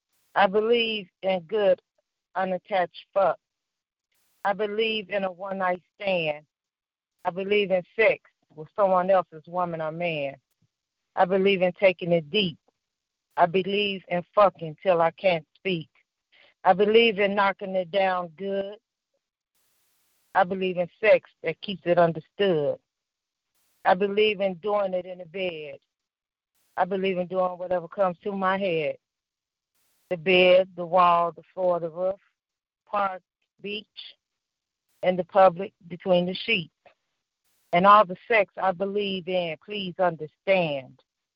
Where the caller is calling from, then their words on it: Indianapolis, Indiana, United States; I'm calling from Indianapolis.